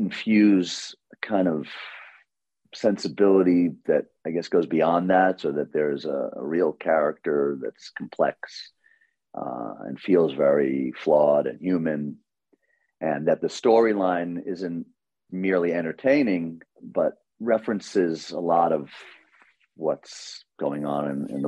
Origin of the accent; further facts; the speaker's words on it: New York City, New York, United States; growing up in Queens and New York through the 70s through the 90s